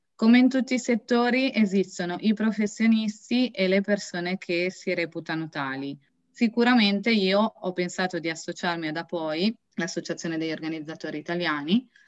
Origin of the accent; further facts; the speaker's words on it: Beura-Cardezza, Piedmont, Italy; vengo da Beura Cardezza